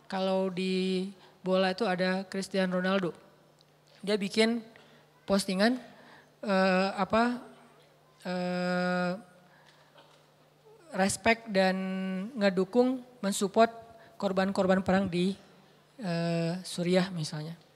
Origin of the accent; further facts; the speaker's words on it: Aceh, Indonesia; Kenapa kamu bantu e, pas gempa di Aceh? Itu kampung saya. Emangnya yang gempa di Aceh doang? Ya nggak masalah, tapi itu kampung saya gitu.